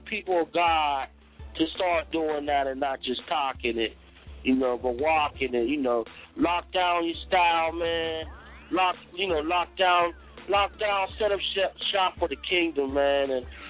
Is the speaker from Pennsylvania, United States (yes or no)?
yes; Pittsburgh, Pennsylvania, United States; I'm from Pittsburgh, so Steel City.